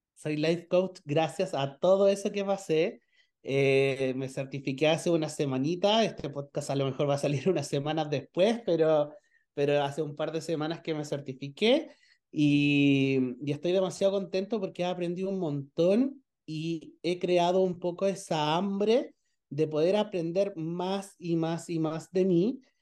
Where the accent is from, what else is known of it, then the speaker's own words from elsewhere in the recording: Chile; soy chileno, vivo en una ciudad que se llama Pichilemu